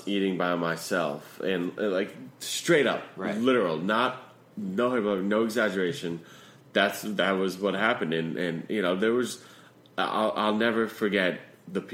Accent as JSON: {"language": "English", "region": "Connecticut", "country": "United States", "tie": "born or raised there", "moved": "yes", "said": "when I grew up in Connecticut"}